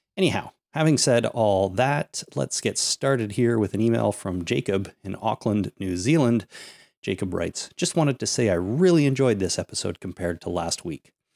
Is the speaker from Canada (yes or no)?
yes; Canada; I'm also a Canadian. I pay lots of taxes here